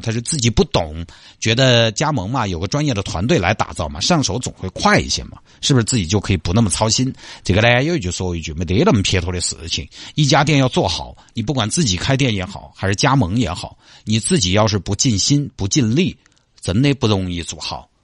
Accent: Sichuan, China; accent: Sichuanese; first language Sichuanese; 从小说，四川话长大的

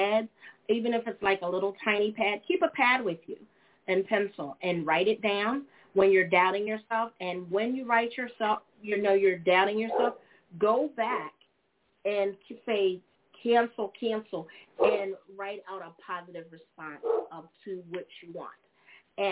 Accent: United States; I'm actually just born here in America, ladies and gentlemen. I am. I am an American.

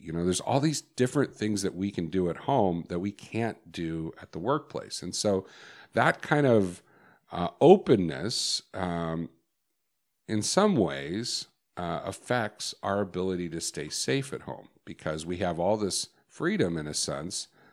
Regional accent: Chicago, Illinois, United States; I grew up in Chicago

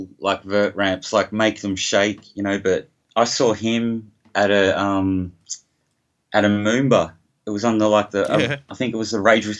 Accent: Footscray, Victoria, Australia; born there; Well, just, I was born in Footscray, first of all.

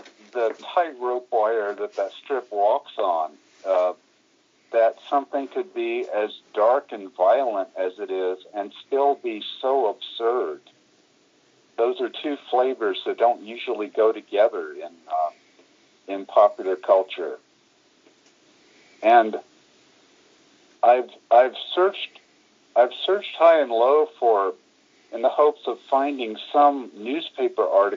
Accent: Tallahassee, Florida, United States; at my hometown university, Florida State University, when I was in high school during the summers

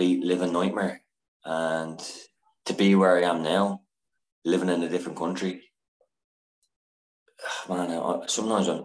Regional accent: Dublin, Leinster, Ireland; moved away as an adult; now in Paris, France; I'm from Dublin, Ireland, and I'm currently living in Paris

